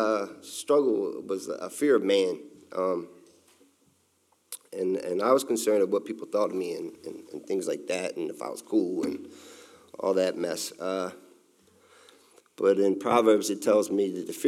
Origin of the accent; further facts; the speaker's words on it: Delaware, United States; I was born in Delaware, and I was raised by my mother, a single mother